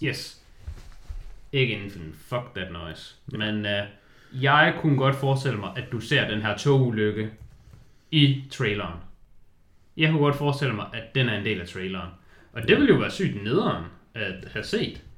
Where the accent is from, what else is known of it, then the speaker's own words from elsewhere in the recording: Denmark; jeg er jyde og lever op til jydestøvtyperne